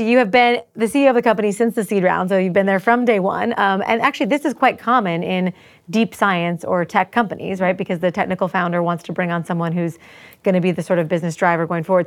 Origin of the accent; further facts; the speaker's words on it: United States; I'm American and worked for Israelis for a period of time